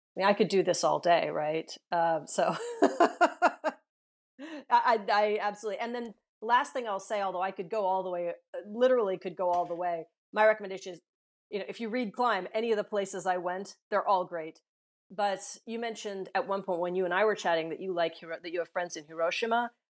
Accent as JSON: {"language": "English", "region": "Southern California", "country": "United States", "tie": "born or raised there", "also_born_or_lived": "Santa Monica, California / Massachusetts", "moved": "as an adult", "lives_now": "Tokyo, Japan", "said": "I grew up in Southern California"}